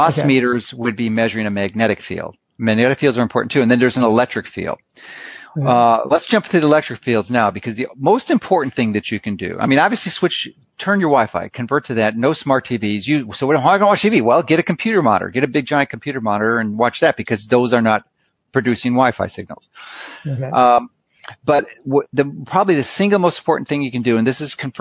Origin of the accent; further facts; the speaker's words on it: Chicago, Illinois, United States; moved away; I grew up in Chicago